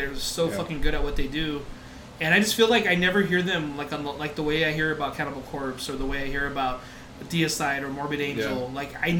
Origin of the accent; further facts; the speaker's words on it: El Paso, Texas, United States; I'm from El Paso too